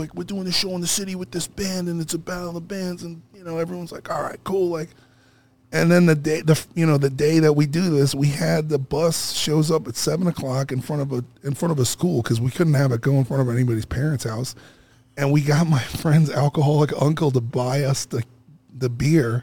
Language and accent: English; New York City, New York, United States; moved away; also born or lived in Los Angeles; I'm from Brooklyn